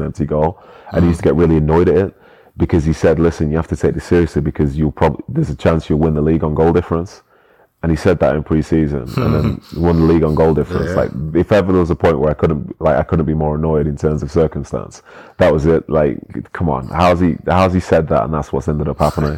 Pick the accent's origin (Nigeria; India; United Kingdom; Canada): United Kingdom; Manchester, North West England; moved away as an adult; also born or lived in London; as a Mancunian